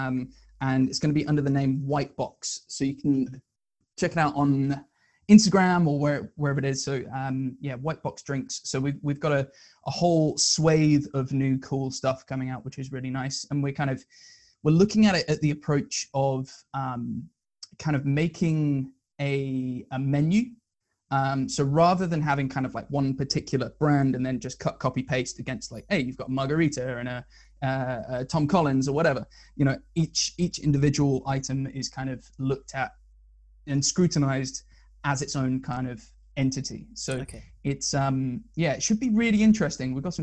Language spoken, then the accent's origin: English; Northampton, East Midlands, United Kingdom; moved away as an adult; also born or lived in Surrey; I'm from Northampton, which is kind of middle of the country, not much going on.